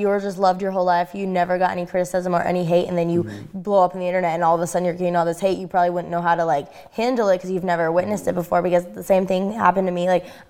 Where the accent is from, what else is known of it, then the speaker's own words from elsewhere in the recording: Highlands Ranch, Colorado, United States; I'm from Colorado, and in Highlands Ranch